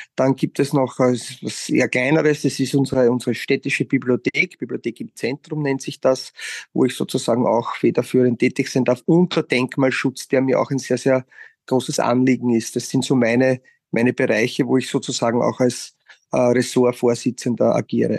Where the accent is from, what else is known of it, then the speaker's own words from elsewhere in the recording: Wiener Neustadt, Lower Austria, Austria; in meiner Heimatstadt die Rolle des Vizebürgermeisters ausüben kann